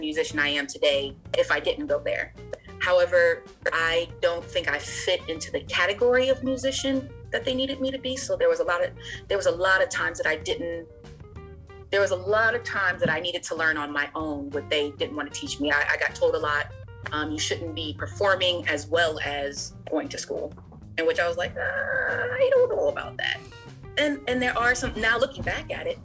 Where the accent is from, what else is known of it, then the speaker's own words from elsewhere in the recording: Ohio, United States; moved away as an adult; also born or lived in Hallowell, Maine; now in Portland, United States; I grew up in Ohio, even though I was born in Ohio